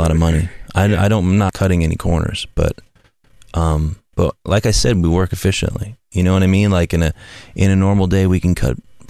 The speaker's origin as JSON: {"language": "English", "region": "Midwest", "country": "United States", "said": "I came from the Midwest"}